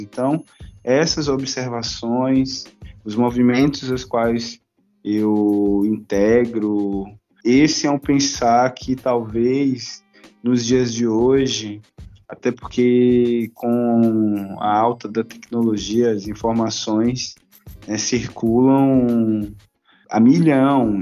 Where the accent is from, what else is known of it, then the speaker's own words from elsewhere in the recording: Salvador, Bahia, Brazil; now in São Paulo, Brazil; um soteropolitano